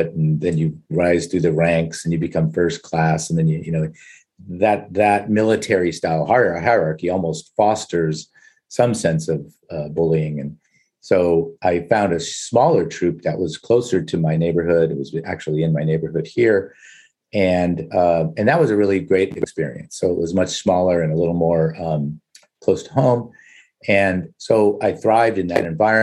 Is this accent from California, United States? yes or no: yes; Culver City, California, United States; also born or lived in Los Angeles (Crenshaw), California; I'm from Los Angeles, certainly the definitive concrete jungle. And from the inner city, I lived in the Crenshaw area there till I was about six. And then my family moved to Culver City